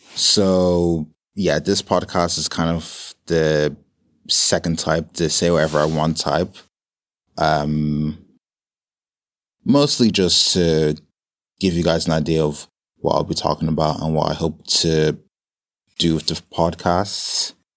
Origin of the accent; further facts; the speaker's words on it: Dublin, Leinster, Ireland; moved away as an adult; now in London, United Kingdom; born and raised in Ireland, believe it or not, in a small town called Dublin